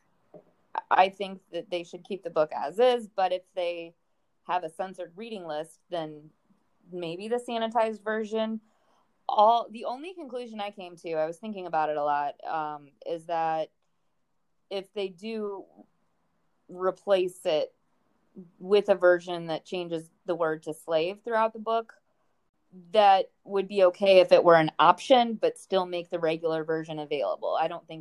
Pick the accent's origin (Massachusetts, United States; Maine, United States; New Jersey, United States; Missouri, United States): Missouri, United States; St. Louis; I'm from St. Louis, Missouri. So the Mississippi River was a part of my childhood.